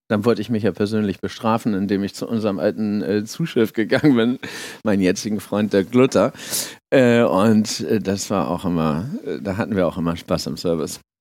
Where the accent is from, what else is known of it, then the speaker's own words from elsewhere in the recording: Hamburg, Germany; moved away as an adult; also born or lived in Schleswig-Holstein; now in France; ich komme aus Hamburg